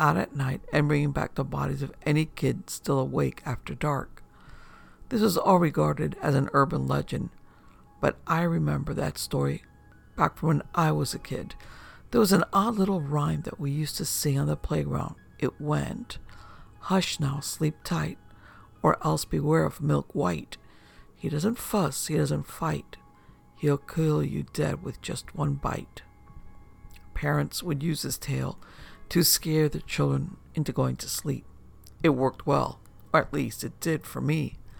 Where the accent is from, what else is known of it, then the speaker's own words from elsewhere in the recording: Wisconsin, United States; I was born and raised in Wisconsin. Wisconsin in general is known for our cheese, our cows, and our love of beer